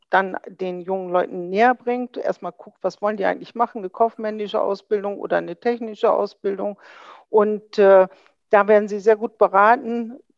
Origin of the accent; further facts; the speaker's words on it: Bremen, Germany; Das sage ich ganz überzeugt als Bremerin.